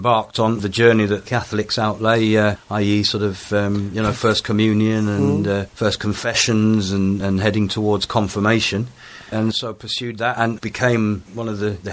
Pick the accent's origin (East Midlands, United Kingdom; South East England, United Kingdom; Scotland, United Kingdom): East Midlands, United Kingdom; Leicester; born or raised there; also born or lived in Forest Gate, London / Ethiopia / Cumbria; now in Liverpool, United Kingdom